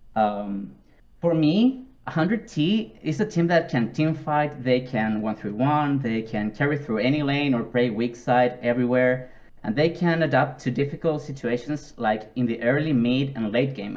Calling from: Viña del Mar, Valparaíso, Chile; English is a second language; I'm calling from Viña del Mar, Chile

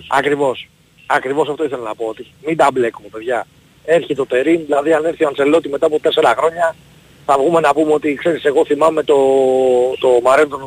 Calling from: Cholargos, Attica, Greece; Γεια σου παιδιά … είμαι από Χολαργό.

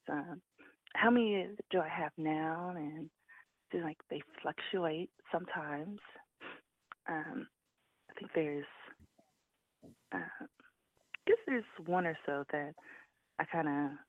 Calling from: Charlotte, North Carolina, United States

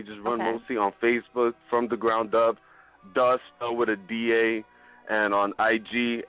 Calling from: Union City, New Jersey, United States; I'm calling from North Jersey, Union City, the other side of the water from the city

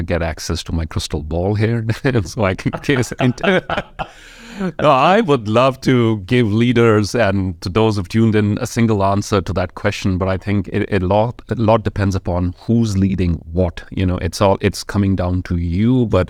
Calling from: Jalandhar, Punjab, India; I am joining from Jalandhar in the northern state of India called Punjab.

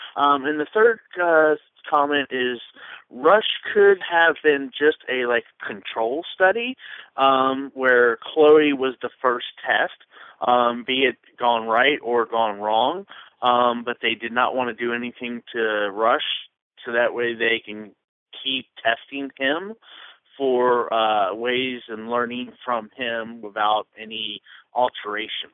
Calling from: Jacksonville, Florida, United States; I'm calling from Jacksonville, Florida

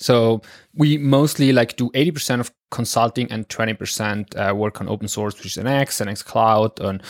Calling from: northern Italy, Italy; As you said, like … I'm calling in from Northern Italy.

